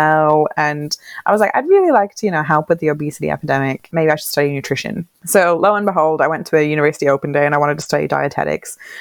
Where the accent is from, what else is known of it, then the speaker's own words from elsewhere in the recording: Ireland; moved away as an adult; also born or lived in Wales; now in Hobart, Australia; I'm from Ireland.